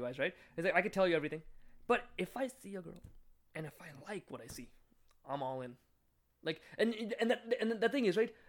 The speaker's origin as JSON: {"language": "English", "country": "India", "said": "I'm Indian, obviously, myself"}